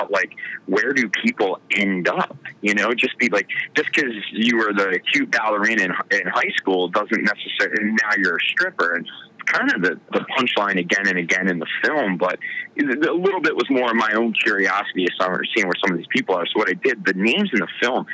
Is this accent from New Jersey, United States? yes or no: yes; Cape May, New Jersey, United States; moved away; my hometown of Cape May, New Jersey